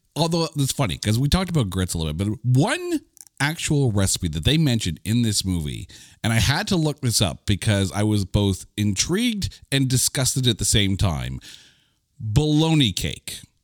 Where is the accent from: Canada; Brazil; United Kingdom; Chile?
Canada; I'm Canadian